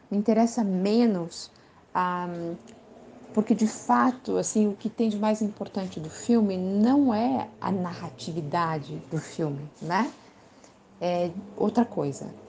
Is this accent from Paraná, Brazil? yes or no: yes; Curitiba, Paraná, Brazil; Sou de Curitiba, moro em Curitiba nesse momento. Tive algumas passagens por outras cidades brasileiras, por outras cidades em outros países, mas acabo sempre voltando